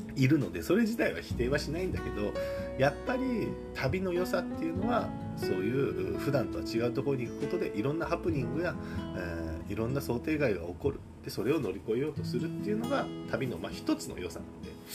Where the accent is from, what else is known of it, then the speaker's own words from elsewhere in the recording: Kagoshima, Japan; moved away; 鹿児島の実家からラジオの配信をします